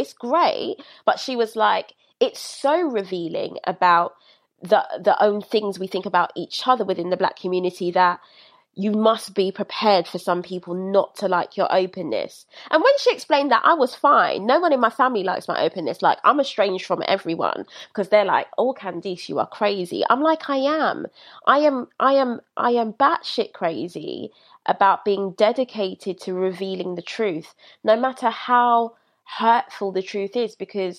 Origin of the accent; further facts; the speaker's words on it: London, United Kingdom; I was raised in Brixton